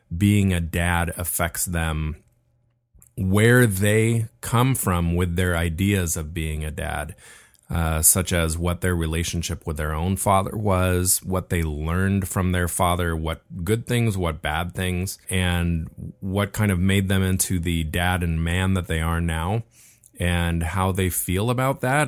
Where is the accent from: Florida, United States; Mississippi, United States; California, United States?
California, United States; Laguna Beach; we were born and raised in Laguna Beach